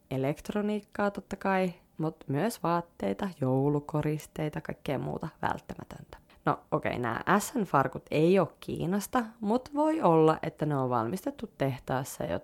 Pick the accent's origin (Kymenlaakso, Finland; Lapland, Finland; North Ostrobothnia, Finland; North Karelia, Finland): North Ostrobothnia, Finland; Liminka; minä muistan, kun vein mun lempisammarit lukuisten paikkausten jälkeen roskikseen Limingassa, mistä mä oon kotoisin